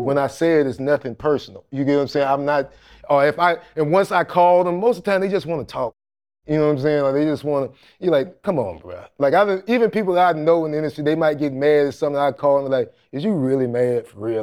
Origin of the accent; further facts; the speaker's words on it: Jacksonville, Florida, United States; moved away; also born or lived in Atlanta; Like, I grew up in the hood